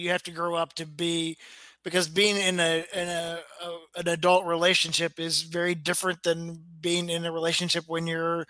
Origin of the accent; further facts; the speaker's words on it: outside Memphis, Tennessee, United States; moved away; I grew up outside Memphis, and I worked in Memphis at a TV station in Memphis back in the 90s.